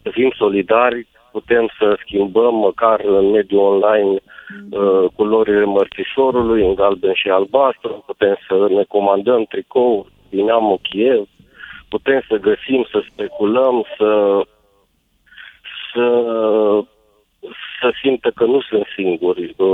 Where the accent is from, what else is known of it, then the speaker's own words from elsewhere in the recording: Romania; noi ca români mergeam și munceam în Iugoslavia.